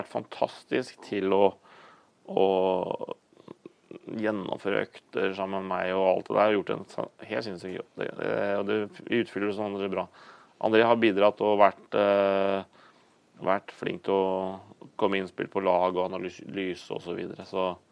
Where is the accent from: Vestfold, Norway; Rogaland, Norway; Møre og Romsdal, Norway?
Vestfold, Norway; Horten; den lokale tilknytning der som jeg vokste opp i Horten